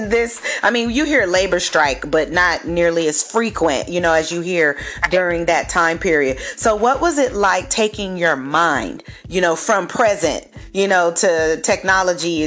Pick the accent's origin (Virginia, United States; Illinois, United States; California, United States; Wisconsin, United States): California, United States; Los Angeles; also born or lived in San Diego; my friends back in my hometown in the LA area